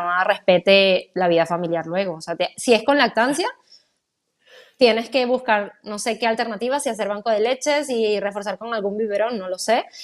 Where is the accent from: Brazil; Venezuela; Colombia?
Venezuela; moved away; yo soy venezolana, mi familia no está cerca